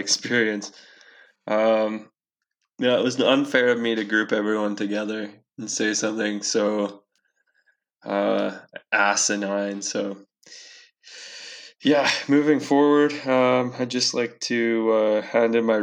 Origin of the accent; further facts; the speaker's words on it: Castlegar, British Columbia, Canada; we're 18 year old white guys growing up in Castlegar.